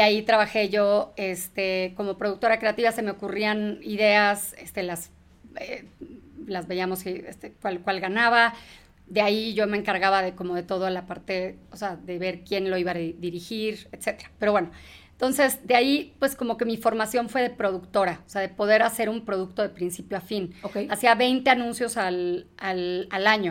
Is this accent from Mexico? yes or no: yes; Mexico; also born or lived in England; sí, soy mexa, soy mexa